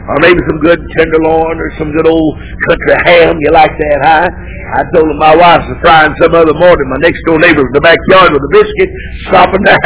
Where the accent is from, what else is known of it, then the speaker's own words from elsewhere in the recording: United States; I was born and reared in the United States of America.